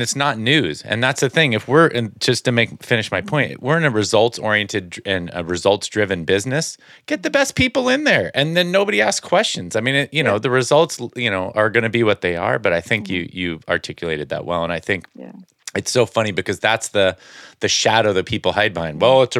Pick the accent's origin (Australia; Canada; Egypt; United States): United States; California; I grew up in the Bay Area Giants fan.